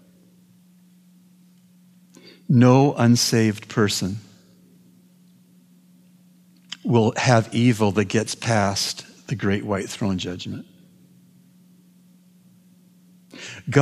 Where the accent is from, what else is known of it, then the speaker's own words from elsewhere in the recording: Canada; I'm a Canadian.